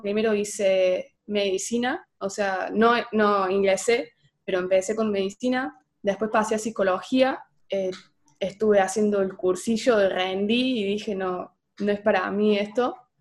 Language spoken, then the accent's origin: Spanish; Oliva, Córdoba, Argentina; Yo soy de Oliva. Es un pueblo, ciudad, somos 20.000 personas.